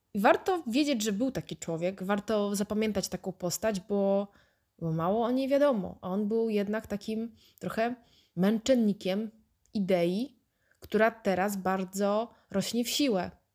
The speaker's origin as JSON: {"language": "Polish", "town": "Wrocław", "region": "Lower Silesian Voivodeship", "country": "Poland", "said": "jestem z Wrocławia, mm, miałam chrzest"}